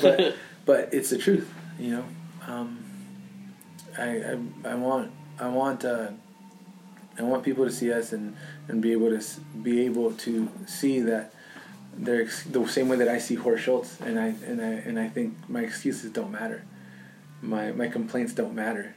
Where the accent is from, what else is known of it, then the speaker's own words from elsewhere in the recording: Los Angeles, California, United States; I grew up in South Central Los Angeles, and my family was very, very, very poor